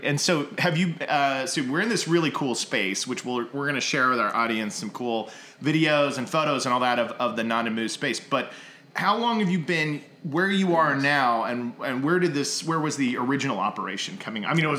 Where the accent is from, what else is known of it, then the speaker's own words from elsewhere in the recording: Tulsa, Oklahoma, United States; now in California, United States; I'm originally from Tulsa